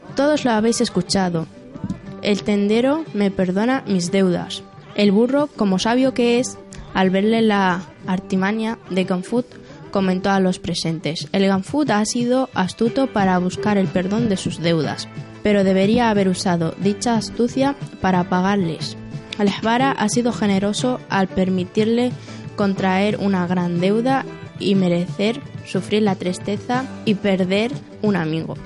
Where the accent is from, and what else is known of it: Western Sahara; also born or lived in Cantabria; now in Torrelavega, Spain